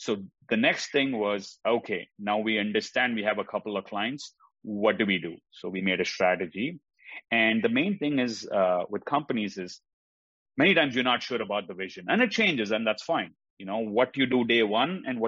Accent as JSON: {"language": "English", "country": "India", "tie": "born or raised there", "also_born_or_lived": "Oklahoma", "moved": "as an adult", "lives_now": "United States", "said": "I grew up in India. That's where I went to school."}